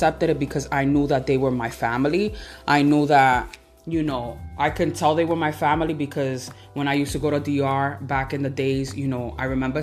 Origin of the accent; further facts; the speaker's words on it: United States; I was born here in the United States